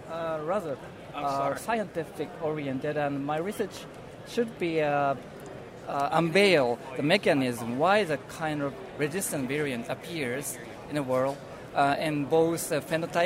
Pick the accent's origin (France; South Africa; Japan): Japan; English is a second language; Hi, thank you. I'm … from University of Tokyo, Japan.